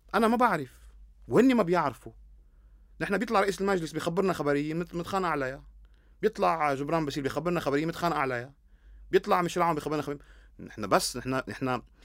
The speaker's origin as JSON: {"language": "Arabic", "country": "Lebanon", "said": "انا لما اقول انا لبناني شو يعني انا لبناني"}